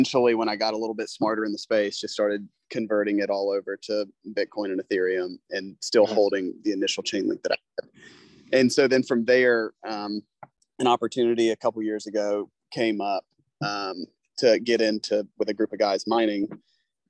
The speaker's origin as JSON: {"language": "English", "region": "South Carolina", "country": "United States", "tie": "born or raised there", "said": "growing up in South Carolina, I mean, it's kind of the home of golf here in the United States to a certain extent"}